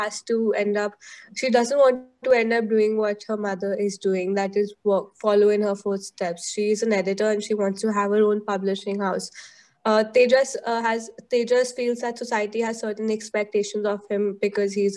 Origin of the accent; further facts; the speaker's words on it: Delhi, India; growing up in Delhi